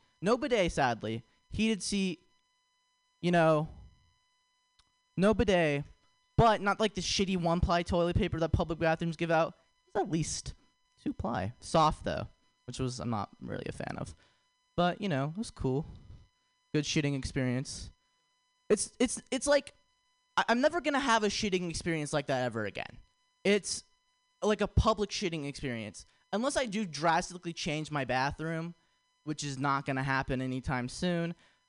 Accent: San Ramon, California, United States; I'm not from around here. I'm from San Ramon. If you know where San Ramon is, sucks for you.

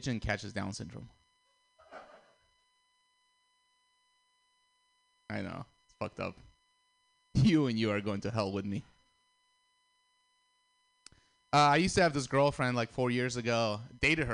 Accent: Russia; moved away; I'm Armenian, but I grew up in Russia

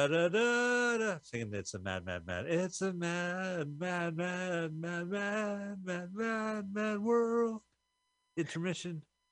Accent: United States; as an American

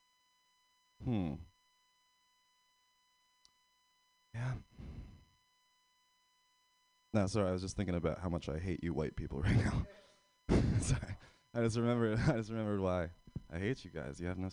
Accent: Pennsylvania, United States; now in San Francisco, United States; I'm from Pennsylvania.

